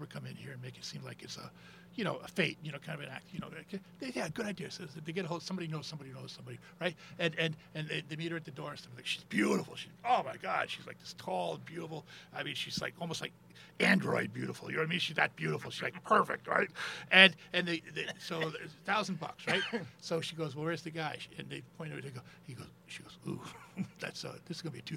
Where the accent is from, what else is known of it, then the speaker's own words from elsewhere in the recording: United States; I was from the States